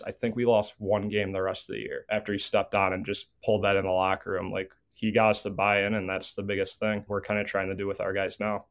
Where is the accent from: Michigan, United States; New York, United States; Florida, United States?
New York, United States; Buffalo; I grew up here. My parents are five to ten minutes away from the main campus here.